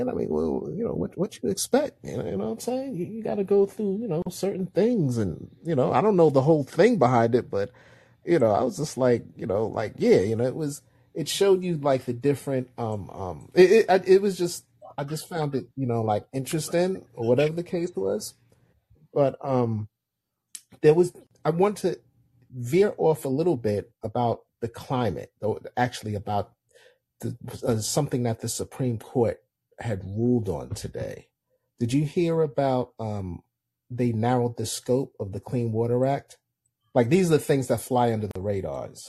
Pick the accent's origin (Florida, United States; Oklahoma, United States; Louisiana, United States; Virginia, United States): Florida, United States; I'm from Florida.